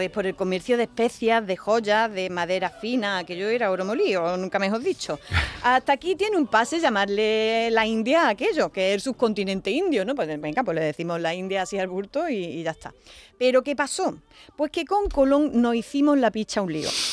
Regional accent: Alcaudete, Andalusia, Spain; Yo soy de Alcaudete

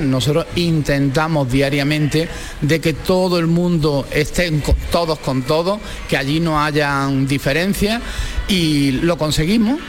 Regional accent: Málaga, Andalusia, Spain; soy malagueño

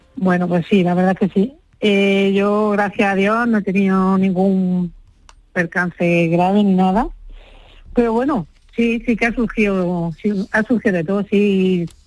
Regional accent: Huéscar, Granada, Andalusia, Spain; en mi pueblo es lo que estamos haciendo, Huesca, yo soy de Huesca, Granada

